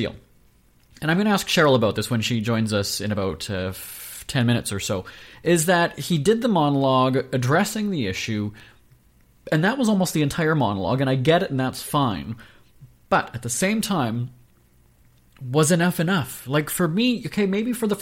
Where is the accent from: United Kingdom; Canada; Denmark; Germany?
Canada; Winnipeg, Manitoba; I'm from Winnipeg, Manitoba